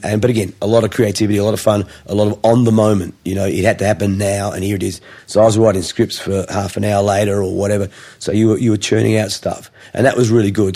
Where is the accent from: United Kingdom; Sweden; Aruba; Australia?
Australia; Adelaide, South Australia; also born or lived in Gosford, New South Wales; I sort of grew up uh, in Adelaide